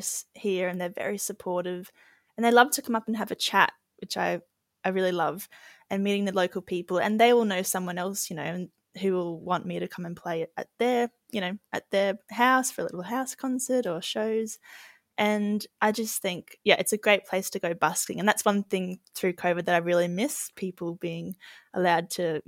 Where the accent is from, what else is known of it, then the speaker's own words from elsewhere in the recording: Cooktown, Queensland, Australia; also born or lived in Sunshine Coast / Gympie / Melbourne / Kuranda; now in Byron Bay, Australia; I grew up in Cooktown, far north Queensland, which is really far away up north